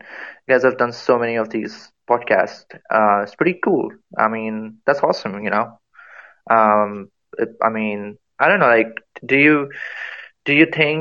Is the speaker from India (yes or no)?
yes; India; I'm from India